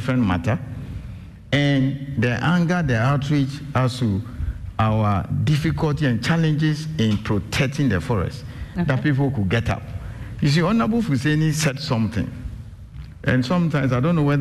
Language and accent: English; Accra, Greater Accra, Ghana; also born or lived in Calgary, Canada; I was born and bred in Accra, New Town, around Superstars, Malata Market there, 27 years